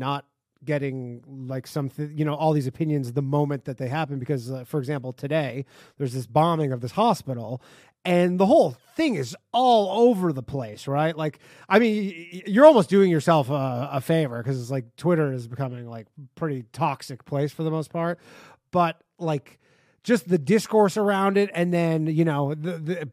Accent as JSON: {"language": "English", "town": "Toronto", "region": "Ontario", "country": "Canada", "said": "Me and the next guy are both from around Toronto area"}